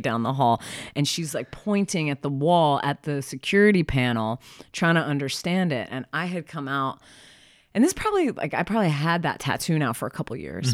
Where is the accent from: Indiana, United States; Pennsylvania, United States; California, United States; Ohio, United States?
Pennsylvania, United States; Philadelphia; now in Portland, United States; I'm from Philly.